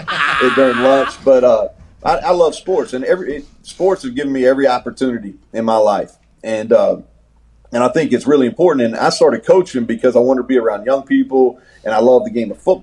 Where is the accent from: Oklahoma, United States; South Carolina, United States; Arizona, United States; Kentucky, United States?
Kentucky, United States; Bardstown; also born or lived in Danville, Kentucky; I'm from Kentucky. Yep. I grew up in Bardstown, Kentucky, which is the bourbon capital of the world. Lived there till I was about 13.